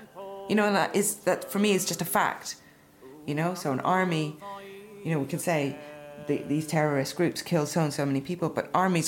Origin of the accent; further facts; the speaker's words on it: Ireland; Growing up in Ireland, there is this evidence of a colonial past, and the British Army were part of that colonial present then, you know?